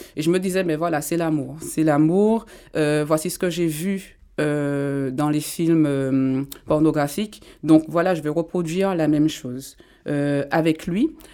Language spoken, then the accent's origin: French; Martinique; je viens de la Martinique. J'ai grandi là-bas